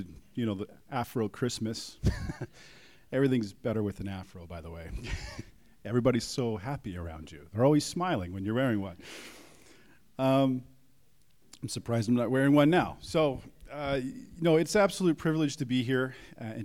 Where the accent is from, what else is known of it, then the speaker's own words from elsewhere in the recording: Calgary, Alberta, Canada; moved away as an adult; also born or lived in Prince Edward Island; now in Kelowna, Canada; I'm from Calgary